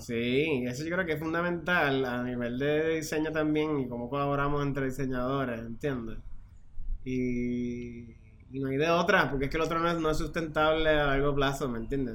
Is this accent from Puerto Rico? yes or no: yes; Puerto Rico; also born or lived in Mexico / New York; somos nosotros, los puertorriqueños